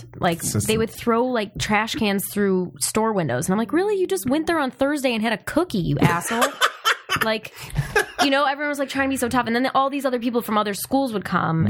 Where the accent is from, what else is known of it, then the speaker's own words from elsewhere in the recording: Chicago, Illinois, United States; moved away; also born or lived in Madison, Wisconsin; I'm actually from Chicago, but I went to school in Wisconsin.